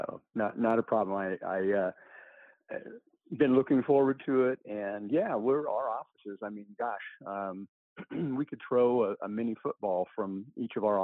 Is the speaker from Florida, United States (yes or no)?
no; Washington, United States; also born or lived in Oregon; so I grew up in Washington State. Mostly grew up in uh, small towns, small 600, 1500, 3000 population uh, in eastern Washington and uh, a little bit in Oregon as well.